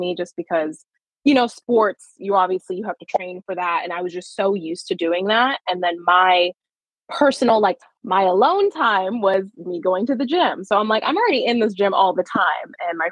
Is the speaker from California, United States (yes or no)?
yes; Los Angeles, California, United States; I was born and raised in California. And then to be very exact, I'm from like San Fernando Valley. So like Sylmar, Pacoima, that kind of area